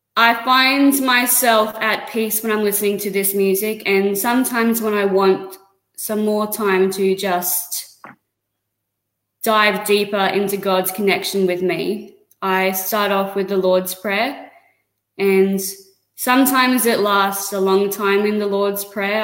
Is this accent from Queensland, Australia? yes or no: yes; Bundaberg, Queensland, Australia; moved away as an adult; now in Sunshine Coast, Australia; I was born in Bundaberg, lived there all of my life